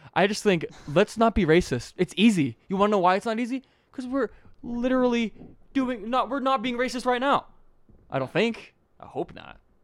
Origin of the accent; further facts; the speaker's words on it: Utah, United States; also born or lived in Tennessee; I lived there. I was born there, moved here when I was two, went back when I was six, came back when I was eight